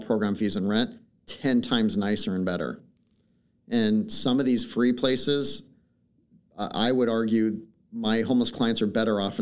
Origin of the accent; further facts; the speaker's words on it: Portland, Oregon, United States; I've been born and raised in Portland.